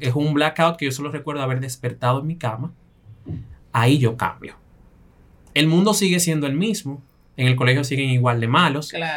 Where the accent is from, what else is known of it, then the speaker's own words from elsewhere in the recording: Belgium; Yo crecí en Bélgica con cinco mujeres